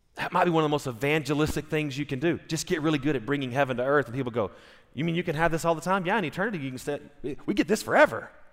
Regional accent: United States; I'm an American

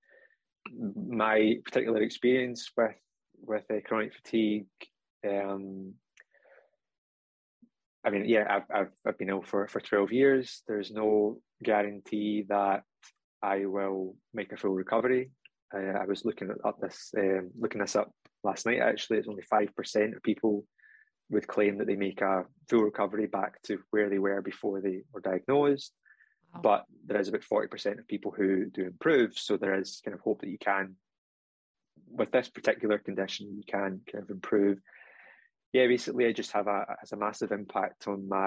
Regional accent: Scotland, United Kingdom; accent: Scottish

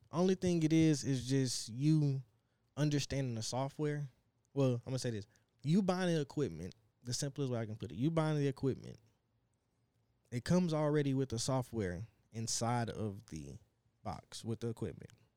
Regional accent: Dallas, Texas, United States; now in Plano, United States; I'm from South Dallas, but I stay in Plano

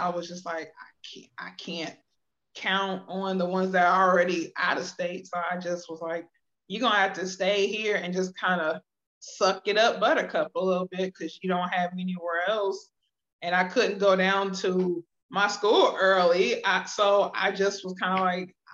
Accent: Akron, Ohio, United States; my mom and I for years were living in Akron, because that's my hometown, from Akron, Ohio

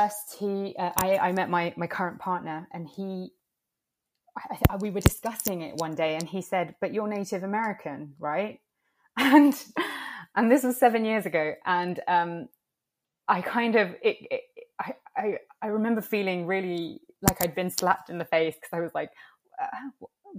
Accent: London, United Kingdom; also born or lived in Italy; growing up in the UK, there is not a lot of representation for, I guess, well, Indigenous peoples. There is a small Latinx community here in London, and I grew up in the Latinx

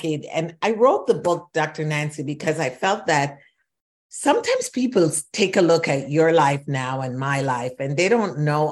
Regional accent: Kingston, Jamaica; moved away as an adult; also born or lived in Shawnee Mission, Kansas; now in United States; I was born in Kingston, Jamaica, and came to this country at the age of 19.

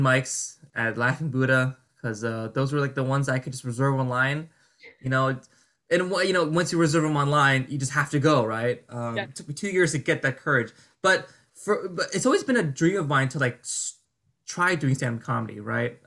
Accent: New Jersey, United States; moved away as an adult; now in New York, United States; I'm from Jersey. My family's from Jersey

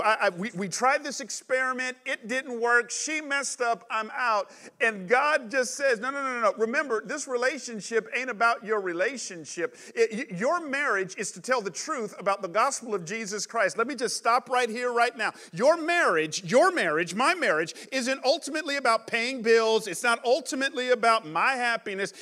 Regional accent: Atlanta, Georgia, United States; moved away as an adult; also born or lived in New York City / San Jose; I grew up in Atlanta in the 80s and 90s

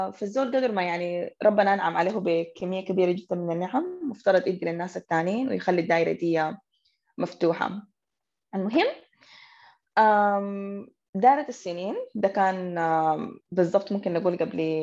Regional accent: Sudan; احنا كانت كسودانيين وبالذات كنساء سودانيات

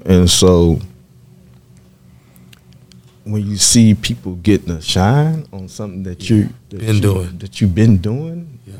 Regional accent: the South, United States; now in Oregon, United States; I grew up in the South and I never, my first time in the West Coast was then.

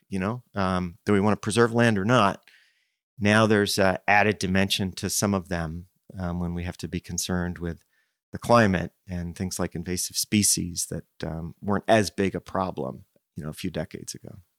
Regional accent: Princeton, New Jersey, United States; moved away as an adult; I grew up in Princeton

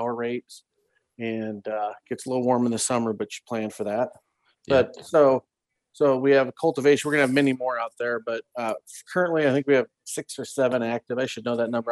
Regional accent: Iowa, United States; at a young age in Iowa, I grew up in Iowa

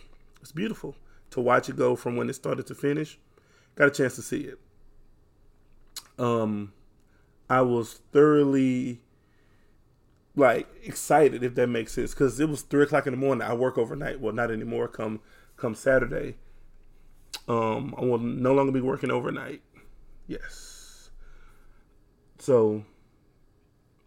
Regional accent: Houston, Texas, United States; Born and raised Fifth Ward, Texas

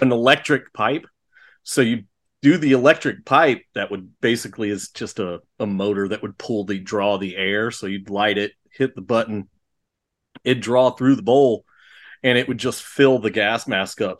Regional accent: Texas, United States; I grew up here in Texas

